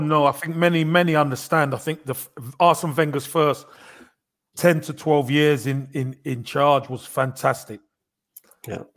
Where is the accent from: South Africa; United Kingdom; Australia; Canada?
United Kingdom; London; I'm from Brixton. I'm from a, I'm a street boy.